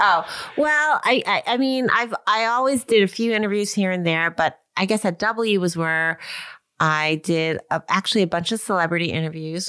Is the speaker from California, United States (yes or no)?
no; Long Island, New York, United States; I grew up in Long Island